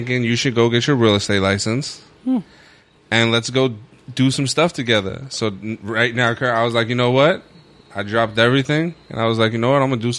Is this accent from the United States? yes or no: yes; New York City, New York, United States; When I grew up in Red Hook, it was the murder capital of the U.S.